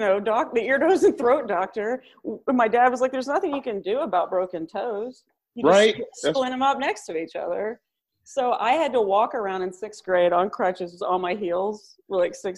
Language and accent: English; Bay City, Texas, United States; also born or lived in Houston, Texas; now in Los Angeles, United States; I'm from Bay City, Texas. We're coastal.